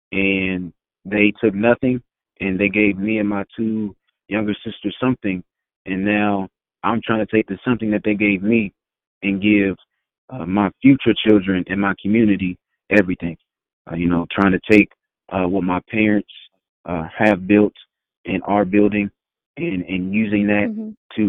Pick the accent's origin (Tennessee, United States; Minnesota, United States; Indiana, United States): Indiana, United States; Indianapolis; also born or lived in South Bend; So I was born in South Bend, Indiana, and I moved a lot when I was a kid. So, and that's why I am so intentional about claiming Indianapolis and calling myself a product of Indianapolis